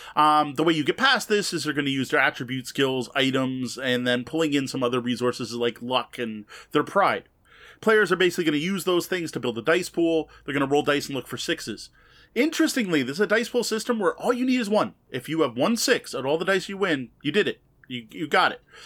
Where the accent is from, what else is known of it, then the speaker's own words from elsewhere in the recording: Canada; I, as a Canadian